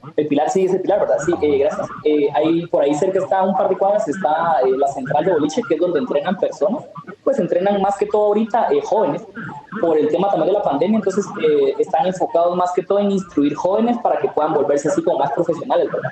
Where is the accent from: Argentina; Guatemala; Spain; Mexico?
Guatemala; nosotros como guatemaltecos